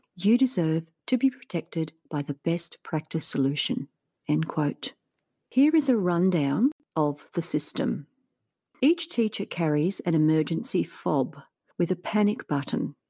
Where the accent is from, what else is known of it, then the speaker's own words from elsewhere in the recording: Australia; As I'm from Australia